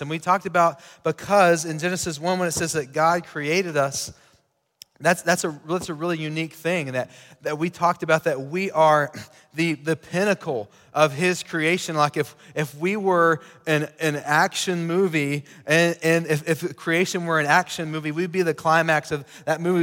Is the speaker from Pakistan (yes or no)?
no; Sweetwater, United States; I grew up in Sweetwater